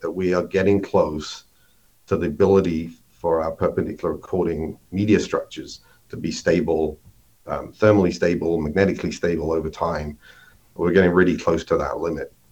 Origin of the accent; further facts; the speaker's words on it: United Kingdom; moved away as an adult; now in Minnesota, United States; maybe you can tell from my accent, I'm not originally from the U.S., but I uh, grew up in in the U.K. and went and worked for IBM there